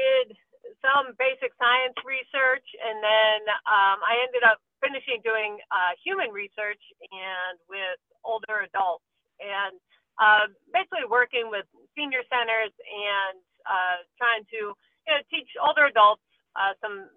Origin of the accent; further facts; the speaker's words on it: Pennsylvania, United States; moved away as an adult; also born or lived in Iowa / Georgia / North Carolina; now in Kentucky, United States; I am originally from Pennsylvania.